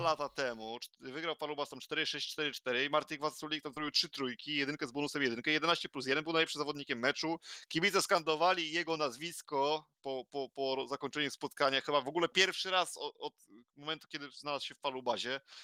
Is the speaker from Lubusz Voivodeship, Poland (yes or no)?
yes; Zielona Góra, Lubusz Voivodeship, Poland; jestem z Zielonej Góry